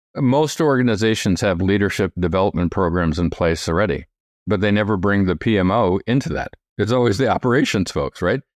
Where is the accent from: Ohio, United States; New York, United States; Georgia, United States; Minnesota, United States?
New York, United States; moved away; I'm from New York originally.